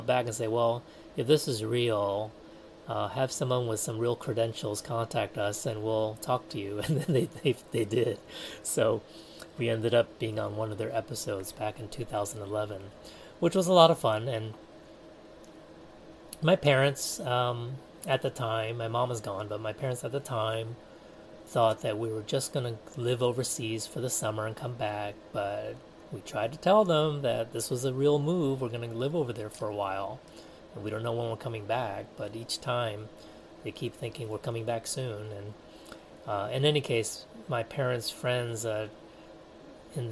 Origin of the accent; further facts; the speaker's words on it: United States; moved away as an adult; also born or lived in Taiwan; We were known as the American family